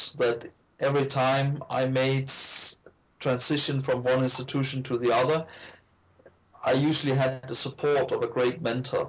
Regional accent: Iceland; moved away; also born or lived in Denmark; I grew up in Iceland, and I later studied in Iceland and worked in the Icelandic Ministry of Finance

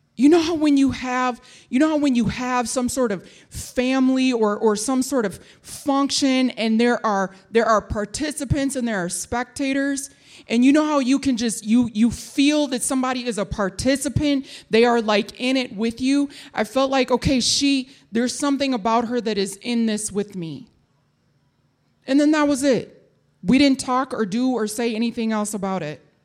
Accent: Minneapolis, Minnesota, United States; My mother, um, brought me to North Minneapolis, which is where we lived and where I went to school.

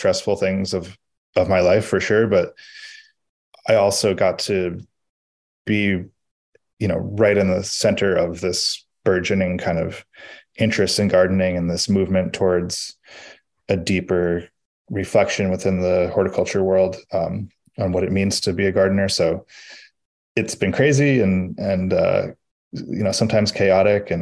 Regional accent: Western Massachusetts, United States; moved away; I grew up in Western Massachusetts

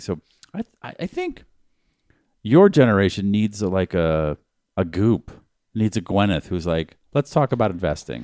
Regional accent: Newton, Massachusetts, United States; From my hometown.

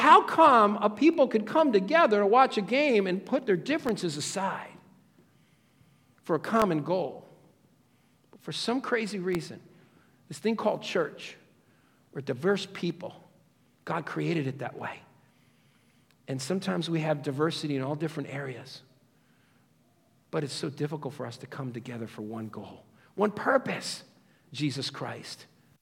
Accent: Stamford, Connecticut, United States; I came from Stamford, Connecticut

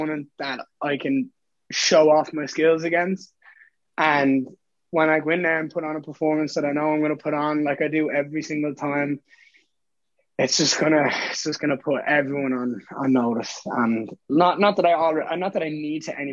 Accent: Dublin, Leinster, Ireland; born or raised there

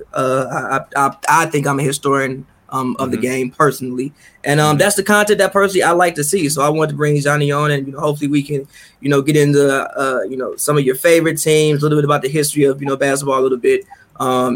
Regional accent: Chicago, Illinois, United States; growing up in Chicago in like the 90s, like we grew up in Chicago in the 90s

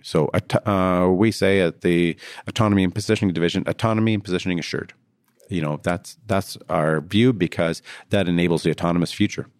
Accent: Canada; I'm Canadian.

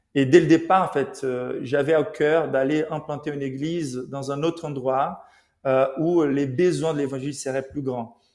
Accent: Rio de Janeiro, Brazil; now in Paris, France; je suis né à Rio, donc au Brésil

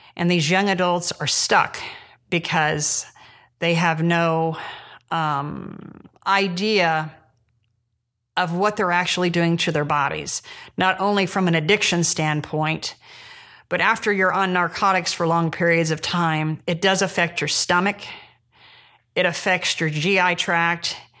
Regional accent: Jamestown, Indiana, United States; I'm from Jamestown, Indiana, which is north of Indianapolis

